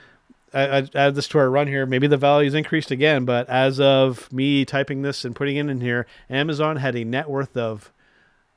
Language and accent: English; Canada; as a Canadian